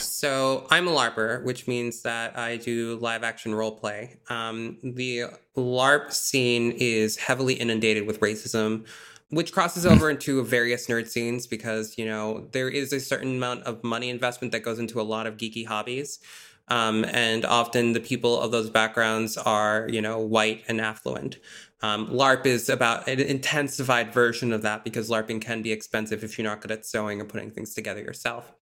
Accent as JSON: {"language": "English", "region": "Massachusetts", "country": "United States", "said": "I'm from Massachusetts"}